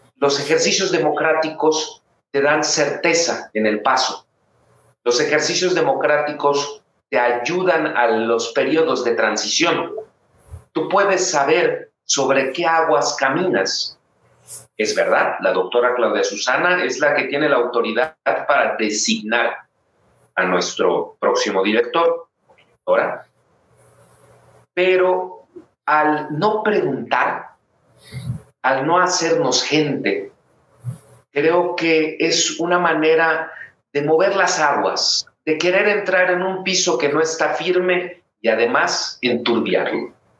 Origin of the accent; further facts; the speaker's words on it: Mérida, Yucatán, Mexico; also born or lived in Mexico City; now in León, Mexico; yo soy de Mérida, Yucatán